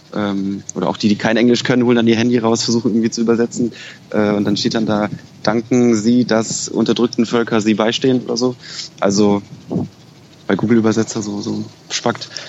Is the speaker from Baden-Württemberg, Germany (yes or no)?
no; Berlin, Germany; moved away as an adult; also born or lived in Kassel; ich bin Berliner, ich komme daher